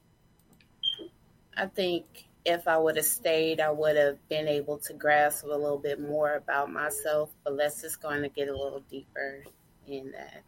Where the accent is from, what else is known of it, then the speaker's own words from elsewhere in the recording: Kansas City, Kansas, United States; also born or lived in Tacoma, Washington / St. Joseph, Missouri; I'm from Washington State, Tacoma, but I was raised here in Kansas City, Kansas.